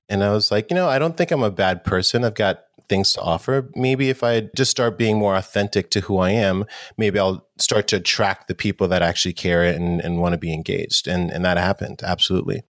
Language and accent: English; New York City, New York, United States; I grew up in New York City and New York in the 80s was definitely had its challenges, it was a little rough. I grew up in Harlem as well.